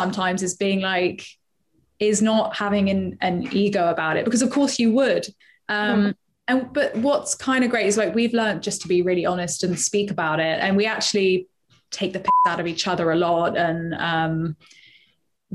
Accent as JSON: {"language": "English", "region": "London", "country": "United Kingdom", "said": "I am from Acton"}